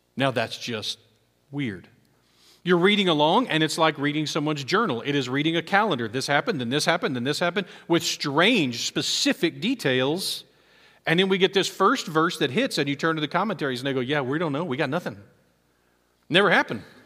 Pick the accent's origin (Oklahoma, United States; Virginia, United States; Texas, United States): Texas, United States; as an American, as a Texan, as an Aggie, as a Baptist